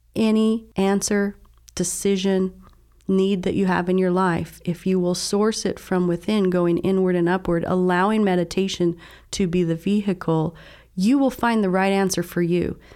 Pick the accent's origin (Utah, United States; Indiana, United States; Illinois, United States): Utah, United States; Southern; I was raised in Southern Utah, in a very religious family